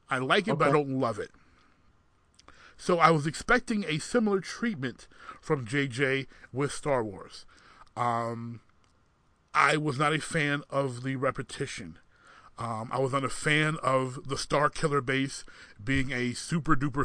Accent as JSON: {"language": "English", "region": "Michigan", "country": "United States", "said": "I'm from Michigan."}